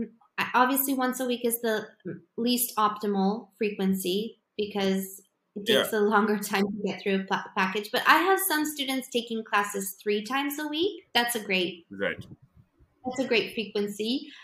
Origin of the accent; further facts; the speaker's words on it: Poland; because I come from Poland and I live in Poland